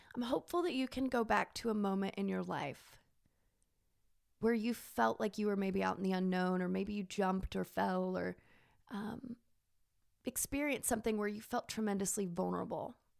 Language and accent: English; Texas, United States; accent: southern; moved away; where did this southern accent come, I mean, I'm from Texas, but I think I'm talking about Martins and, and mayonnaise-based salads, and my, my Texas comes out.